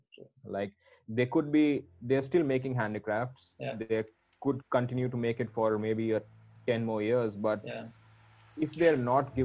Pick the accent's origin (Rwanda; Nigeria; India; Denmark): India; Vadodara, Gujarat; Schooling, I've been born and brought up in Baroda